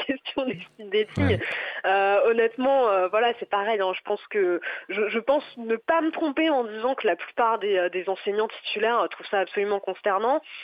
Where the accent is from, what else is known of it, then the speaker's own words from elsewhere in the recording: Nantes, Pays de la Loire, France; moved away as an adult; now in Paris, France; je suis originaire de Nantes à la base. J'ai pas choisi de venir à Paris. J'y ai été envoyée